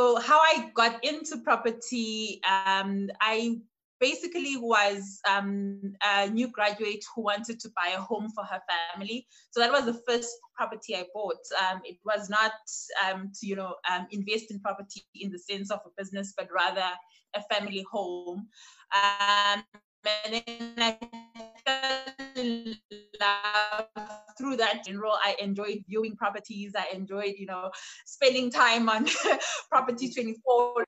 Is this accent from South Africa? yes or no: yes; Port Elizabeth, Eastern Cape, South Africa; moved away as an adult; now in Grahamstown, South Africa; Born and bred in Port Elizabeth, raised by three wonderful women